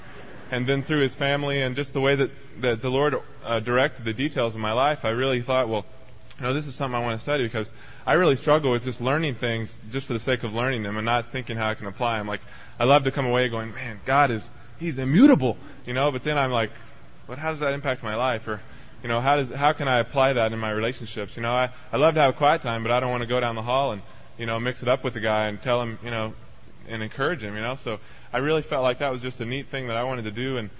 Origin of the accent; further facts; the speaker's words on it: Texas, United States; I came out here from Texas with my main purpose in mind, yeah, go Texas, to study the Word and to be trained in the Bible.